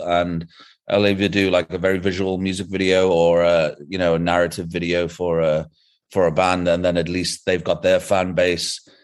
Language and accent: English; England, United Kingdom; moved away as an adult; now in South Africa; originally I'm from England, but the past fourteen years I've been living in South Africa